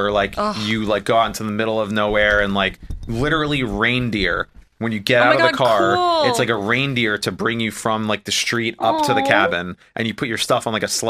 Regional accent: Northeast, United States; moved away as an adult; growing up in the Northeast

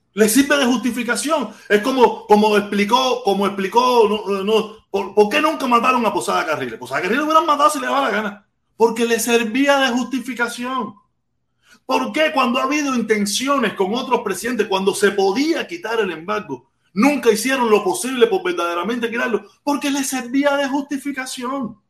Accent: Havana, Cuba; moved away as an adult; now in Miami, United States; Yo tengo la suerte de haber nacido en La Habana. Yo soy de La Poma

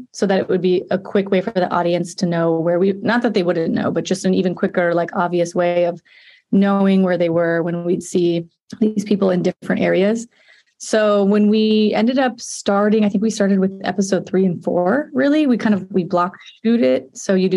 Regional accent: Murrieta, California, United States; I'm from Marietta, California, which is sort of, you know, within Riverside County

